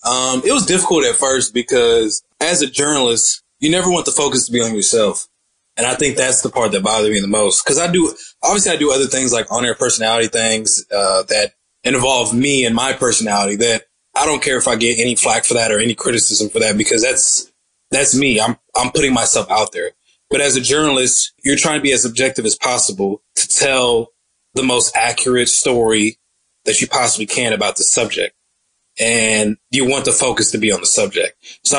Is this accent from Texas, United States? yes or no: yes; Dallas, Texas, United States; as a person who grew up in Dallas, Texas, born and raised in Dallas, Texas, a perspective that I don't see often happening